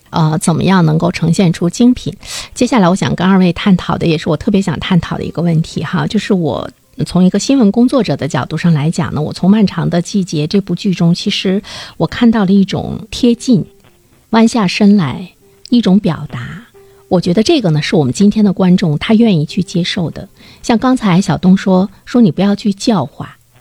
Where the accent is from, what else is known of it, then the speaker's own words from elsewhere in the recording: Northeast China, China; 不单单是吸引我们东北人来看